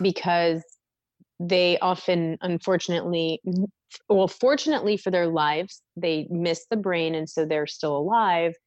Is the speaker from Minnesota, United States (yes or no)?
yes; Mankato, Minnesota, United States; moved away as an adult; also born or lived in Denton, Texas; now in Philadelphia, United States; I grew up in Minnesota in a small town called Mankato